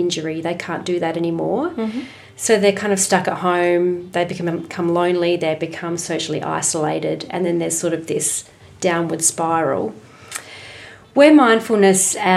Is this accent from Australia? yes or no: yes; Adelaide, South Australia, Australia; I'm an Adelaide girl, so born and raised in Adelaide